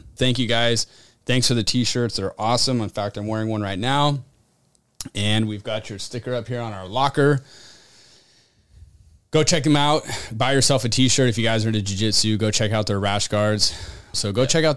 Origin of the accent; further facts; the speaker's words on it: Nevada County, California, United States; there's a Nevada County in California, where I'm from.